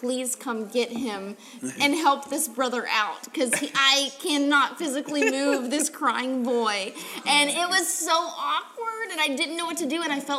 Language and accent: English; Tennessee, United States; moved away; I'm originally from Tennessee, and so all my family was back there